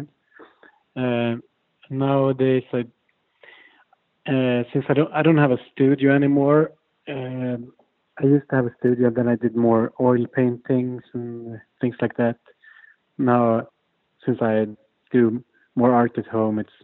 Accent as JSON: {"language": "English", "town": "Stockholm", "region": "Stockholm County", "country": "Sweden", "also_born_or_lived": "San Francisco / Berlin", "said": "I'm from Stockholm"}